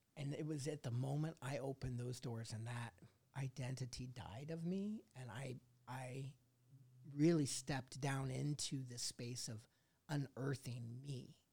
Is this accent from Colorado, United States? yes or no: yes; Colorado, United States; also born or lived in Indiana; Moved to Colorado and, and s, you know, grew up there